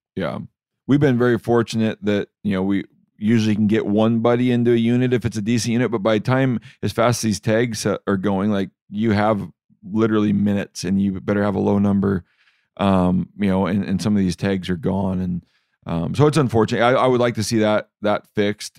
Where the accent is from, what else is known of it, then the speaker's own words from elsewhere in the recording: Washington, United States; When you're from Washington, like myself